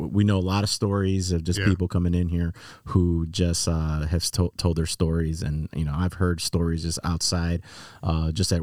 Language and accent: English; Chicago, Illinois, United States; moved away as an adult; now in Laredo, United States; I'm originally from Chicago